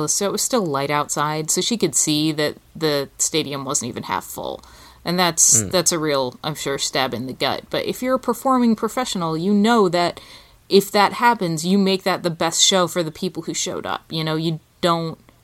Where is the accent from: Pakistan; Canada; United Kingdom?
United Kingdom; England; moved away as an adult; now in United States; I'm British. My father's British. I grew up in England. I didn't live in America until I was an adult.